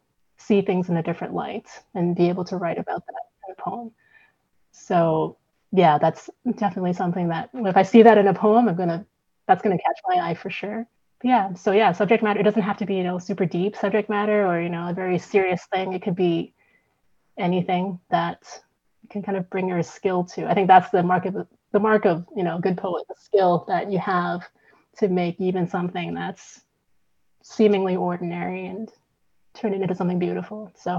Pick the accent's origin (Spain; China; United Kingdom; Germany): China; Guangzhou, Guangdong; I'm from Guangzhou, yeah, cool.